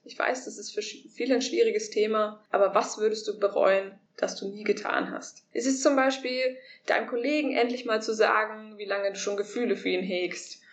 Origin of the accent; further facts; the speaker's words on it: Germany; moved away as an adult; verlasse Deutschland, meine Heimat, das, was ich kenne